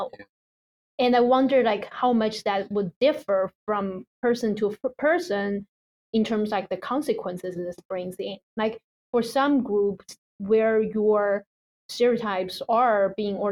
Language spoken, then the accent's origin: English; China; now in United States; when I'm growing up, or at least like I know a lot of my friends like growing up in China, a lot of the education that I got is more like a penalty education